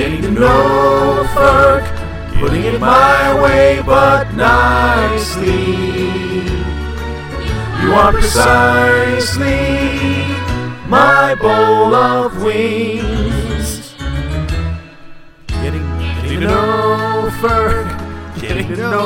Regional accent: Philadelphia, Pennsylvania, United States; I'm from Philly

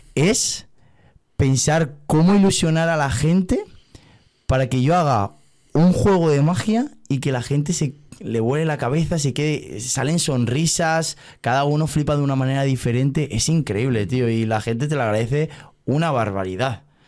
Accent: Valencia, Valencian Community, Spain; yo soy de Valencia

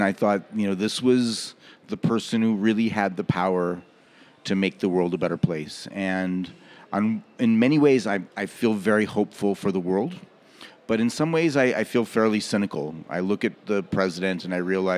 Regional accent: Los Angeles, California, United States; moved away as an adult; now in Goa, India; Well, I'm originally from Los Angeles.

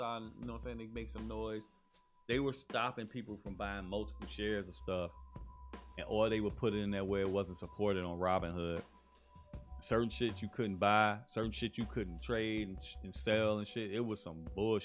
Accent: Chicago, Illinois, United States; I'm from Chicago

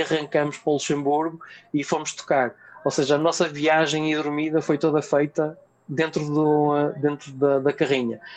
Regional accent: Vila Nova de Gaia, Norte, Portugal; eu sou de Gaia

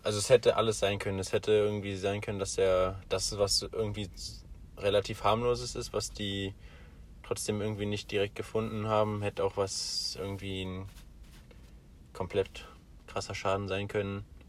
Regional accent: Germany; moved away; bei uns in Deutschland ist ja Weihnachten ja so mehr so ein Familienfest

